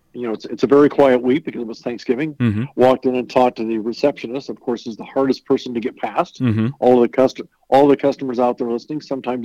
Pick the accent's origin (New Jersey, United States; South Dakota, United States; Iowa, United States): South Dakota, United States; Huron; moved away as an adult; also born or lived in Denver, Colorado; I grew up in Huron, South Dakota.